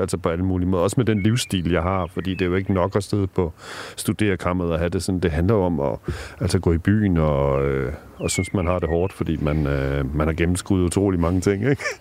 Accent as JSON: {"language": "Danish", "country": "Denmark", "tie": "born or raised there", "said": "i villaen derude i Rigskrup, hvor jeg voksede op"}